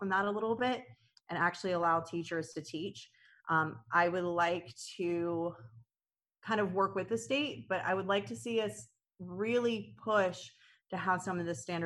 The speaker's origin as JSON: {"language": "English", "country": "United States", "tie": "born or raised there", "said": "I'm born and raised in Clay County, so I actually went through the Clay County school system"}